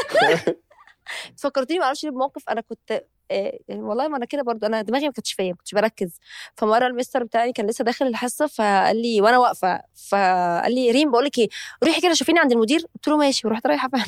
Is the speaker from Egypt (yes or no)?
yes; Egypt; إحنا عندنا في مصر